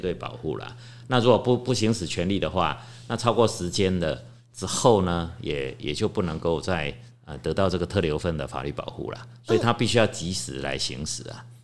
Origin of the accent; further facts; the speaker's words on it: Taiwan; 我们台湾人很喜欢呢，怎么样，买房子登记在儿子名下